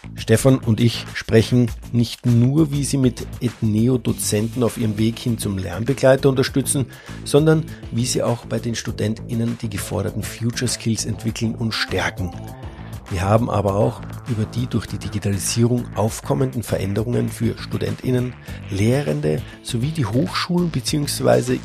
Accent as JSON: {"language": "German", "country": "Austria", "said": "als Österreicher"}